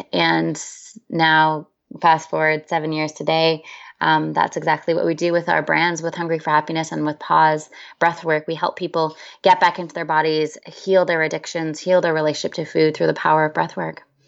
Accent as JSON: {"language": "English", "country": "Canada", "moved": "yes", "lives_now": "San Diego, United States", "said": "I'm originally from Canada"}